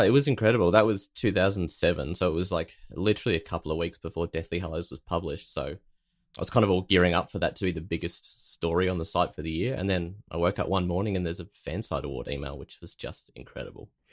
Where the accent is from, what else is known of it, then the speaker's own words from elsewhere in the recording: Australia; as an Aussie